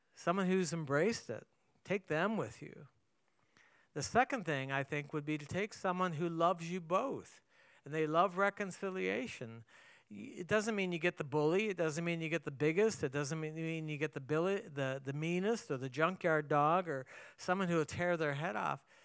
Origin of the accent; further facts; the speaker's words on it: Canada; moved away; I grew up in Canada